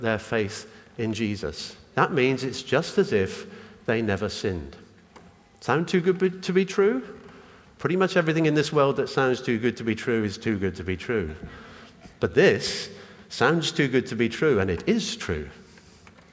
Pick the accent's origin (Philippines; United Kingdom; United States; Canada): United Kingdom; I'm British. I was born here, got a British passport.